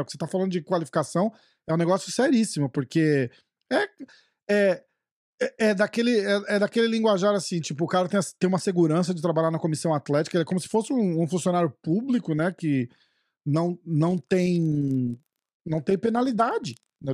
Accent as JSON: {"language": "Portuguese", "country": "Brazil", "said": "eu sou brasileiro"}